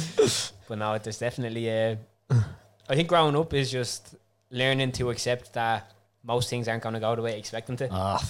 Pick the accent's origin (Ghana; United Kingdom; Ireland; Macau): Ireland; also born or lived in France; I'm actually from Ireland.